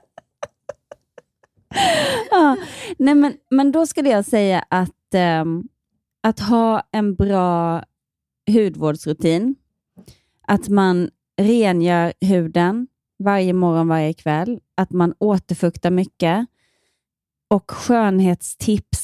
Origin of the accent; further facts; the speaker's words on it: Ronneby, Blekinge, Sweden; also born or lived in Malmö; now in Gothenburg, Sweden; hemma i Ronneby så gjorde jag alla, jag var med på alla så här nyårsrevyer